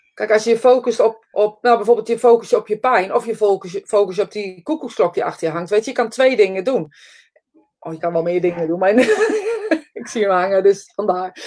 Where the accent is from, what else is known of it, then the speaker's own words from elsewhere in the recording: Netherlands; we zijn Nederlanders